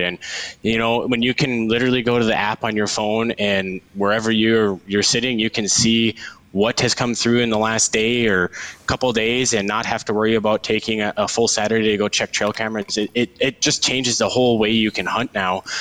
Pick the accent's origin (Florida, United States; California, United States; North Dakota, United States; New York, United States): North Dakota, United States; Devils Lake; moved away as an adult; now in Bismarck, United States; I am born and raised in Devil's Lake